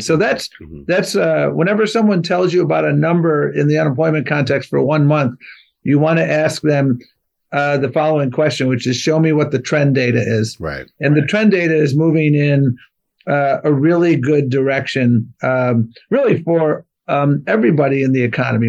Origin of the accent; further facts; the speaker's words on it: Buffalo, New York, United States; I grew up in Buffalo, New York